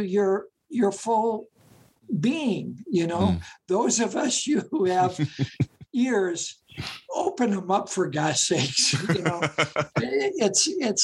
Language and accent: English; Gary, Indiana, United States; where I grew up in Gary, Indiana